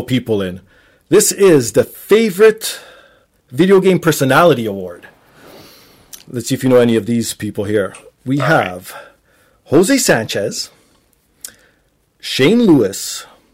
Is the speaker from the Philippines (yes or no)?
no; Canada; Being Canadian